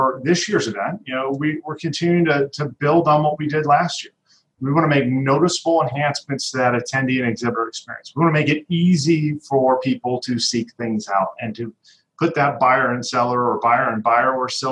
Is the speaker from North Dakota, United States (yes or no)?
no; Denver, Colorado, United States; moved away; I'm from Denver originally